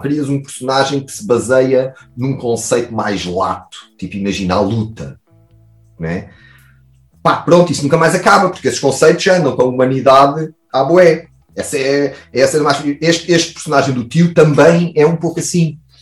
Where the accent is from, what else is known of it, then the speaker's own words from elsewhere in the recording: Portugal; nós, como bom Tuga